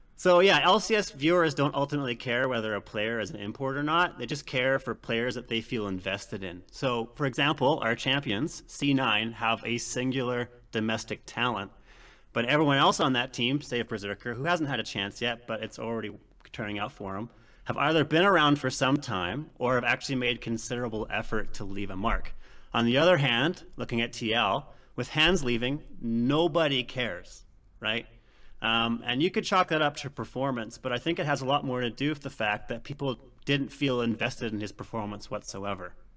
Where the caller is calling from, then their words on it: Calgary, Alberta, Canada; Calling from Calgary, Alberta